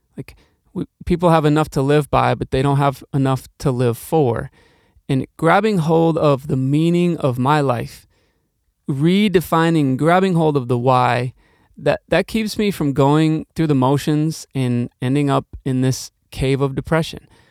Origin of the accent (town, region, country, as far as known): Milwaukee, Wisconsin, United States; also born or lived in Norfolk, Virginia